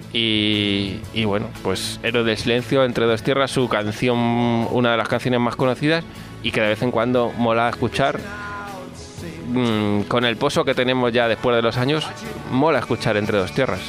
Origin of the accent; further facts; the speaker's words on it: Valdepeñas de Jaén, Andalusia, Spain; la de mi pueblo, de Valdepeña de Jaén